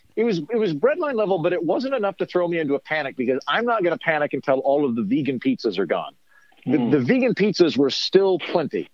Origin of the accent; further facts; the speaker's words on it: Oklahoma, United States; now in Los Angeles, United States; Oklahoma, where I grew up